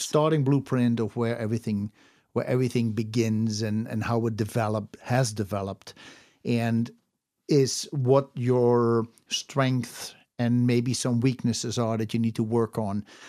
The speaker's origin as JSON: {"language": "English", "country": "Netherlands", "tie": "born or raised there", "said": "I was born in the Netherlands"}